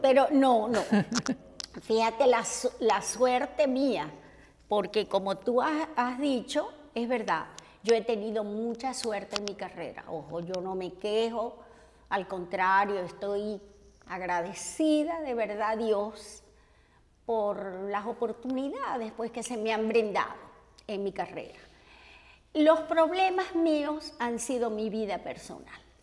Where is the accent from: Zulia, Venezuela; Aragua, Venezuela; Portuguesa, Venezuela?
Zulia, Venezuela; Maracaibo; moved away as an adult; also born or lived in Caracas / Mexico; now in United States; en mi pueblo natal, en mi ciudad natal, en Maracaibo. Yo soy maracucha